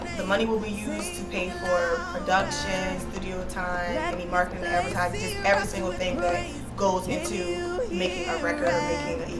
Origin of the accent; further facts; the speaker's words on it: Philadelphia, Pennsylvania, United States; I grew up in Philadelphia foster care system.